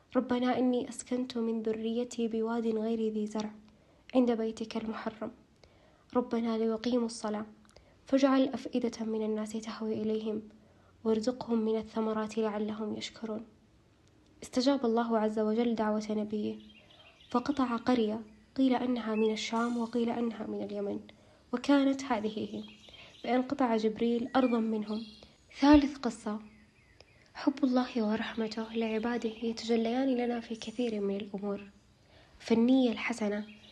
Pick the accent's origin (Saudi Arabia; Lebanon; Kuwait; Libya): Saudi Arabia; Taif, Makkah Province; born or raised there